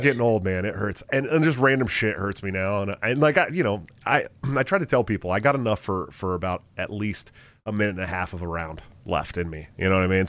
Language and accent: English; Bay Area, California, United States; moved away; I'm not from Iowa. I am from the Bay Area. I'm literally from fifteen minutes away from Stockton